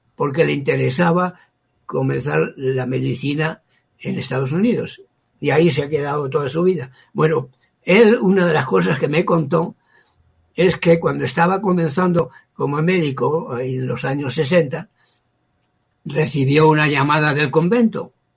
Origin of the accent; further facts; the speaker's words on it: Castile, Spain; moved away as an adult; also born or lived in Nicaragua / New York / Ecuador / Germany; now in Mexico; soy español